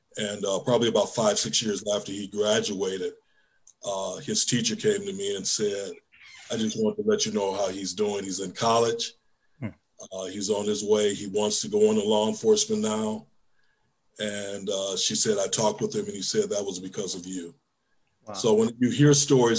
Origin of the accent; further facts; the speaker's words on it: Detroit, Michigan, United States; moved away; growing up in Detroit as I did, I really never had a lot of contact with law enforcement